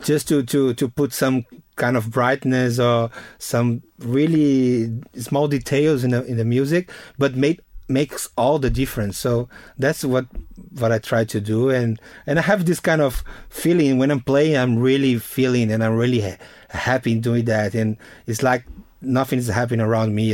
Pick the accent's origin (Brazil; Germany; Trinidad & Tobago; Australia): Brazil; Northeast Region; English is a second language; moved away; my hometown, is a, a, a place, Northeast Brazil